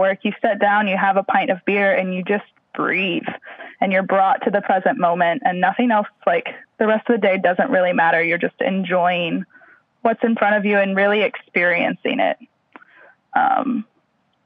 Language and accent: English; Missouri, United States; moved away as an adult; also born or lived in Houston / Louisiana; now in Cairns, Australia; I grew up in Missouri